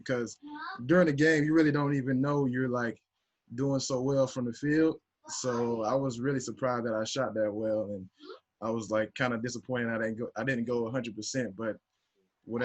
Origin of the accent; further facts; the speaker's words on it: Atlanta, Georgia, United States; moved away as an adult; also born or lived in London / Paris / Melbourne; now in Plymouth, United Kingdom; I'm from Atlanta, Georgia